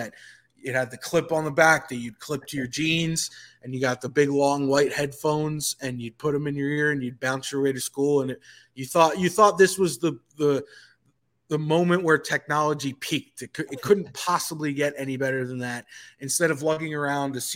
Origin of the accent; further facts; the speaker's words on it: New York, United States; now in Atlanta, United States; although I reside in Atlanta now, I grew up in New York and am a Yankees fan